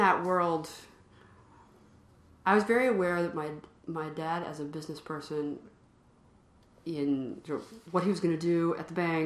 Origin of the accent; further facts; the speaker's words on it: Columbia, Tennessee, United States; moved away as an adult; also born or lived in Washington, D.C. / Cambridge, Massachusetts; now in Massachusetts, United States; I'm from Columbia, Tennessee, which is a not all that small town. It's about an hour south of Nashville, right smack in the middle of Tennessee. It's where my mother's family has been for a number of generations. Grew up on a farm